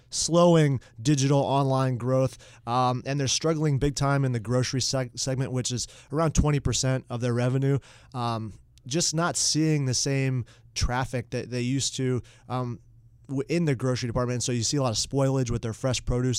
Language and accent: English; Mooresville, North Carolina, United States; growing up in Mooresville, North Carolina